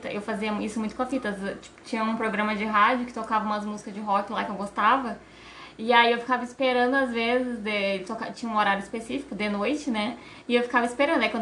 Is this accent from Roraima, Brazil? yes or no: yes; Boa Vista, Roraima, Brazil; porque lá na minha cidade, em Boa Vi, lá em Boa Vista, em Roraima, a MTV não era liberada.